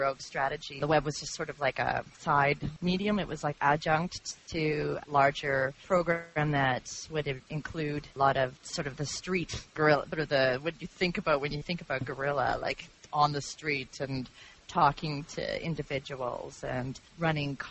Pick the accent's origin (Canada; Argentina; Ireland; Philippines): Canada; moved away as an adult; also born or lived in Toronto, Canada / Calgary, Canada; now in United States; I am originally from Canada. I just recently came from Toronto. Previous to that, I was in Calgary.